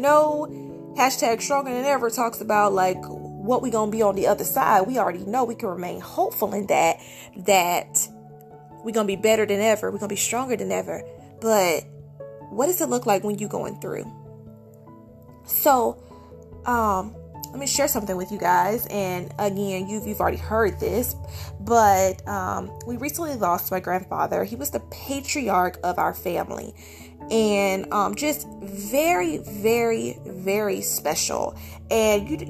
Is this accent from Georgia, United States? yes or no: yes; Georgia, United States; moved away as an adult; now in California, United States; I'm from Georgia. My husband is as well.